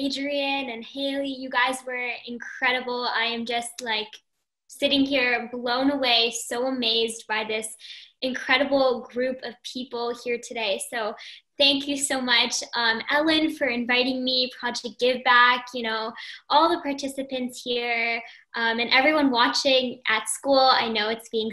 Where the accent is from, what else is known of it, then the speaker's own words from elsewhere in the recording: Toronto, Ontario, Canada; I'm from Toronto, Canada